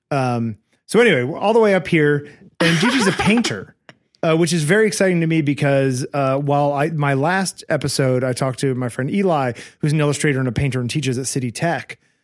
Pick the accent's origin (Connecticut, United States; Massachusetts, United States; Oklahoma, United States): Connecticut, United States; I grew up in Connecticut